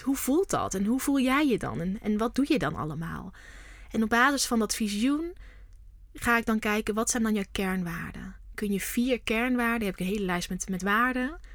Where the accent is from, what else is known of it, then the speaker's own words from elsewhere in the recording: North Brabant, Netherlands; also born or lived in Amsterdam; now in Vught, Netherlands; Maar ik kom niet uit Amsterdam, ik kom uit Brabant